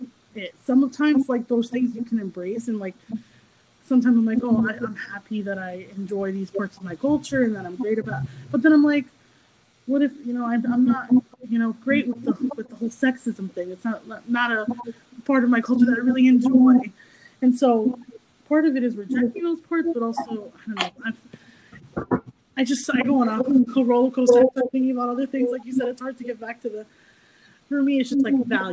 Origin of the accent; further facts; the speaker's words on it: United States; I grew up right outside of New York City, so I took public transportation pretty much my whole childhood